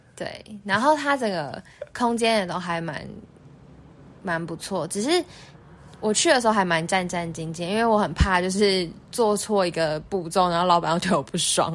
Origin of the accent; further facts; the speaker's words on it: Taiwan; 我们台湾人习，顾客就习惯店家给我们多一点宽容度